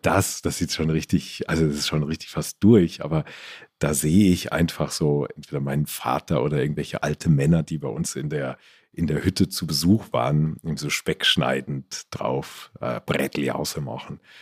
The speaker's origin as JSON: {"language": "German", "town": "Stadtallendorf", "region": "Hesse", "country": "Germany", "tie": "born or raised there", "also_born_or_lived": "Marburg", "moved": "yes", "lives_now": "Ammersee, Germany", "said": "Wir hatten bei uns in Stadt Allendorf so einen kleinen Dorfladen."}